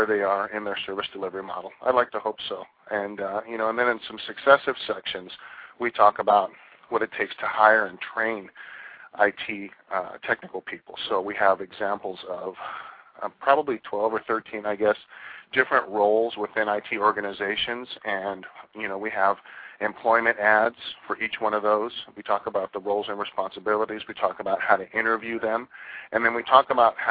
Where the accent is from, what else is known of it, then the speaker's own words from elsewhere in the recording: New York, United States; also born or lived in Southern California; now in California, United States; I'm a two-coaster. I grew up in New York, so we call smog pollution in New York, and we call pollution smog in California.